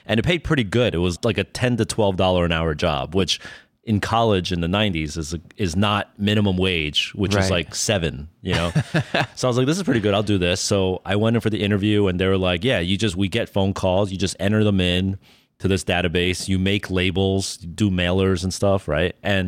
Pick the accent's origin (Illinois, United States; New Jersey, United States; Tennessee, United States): New Jersey, United States; Freehold Township; born there; You know, I was born in New Jersey, the middle of nowhere in Jersey, sort of like Freehold Township, New Jersey, which is about 45 minutes outside of New York.